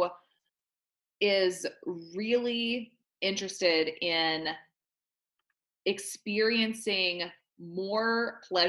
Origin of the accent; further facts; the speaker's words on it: the Bible Belt, the South, United States; I was raised in the South, in the Bible Belt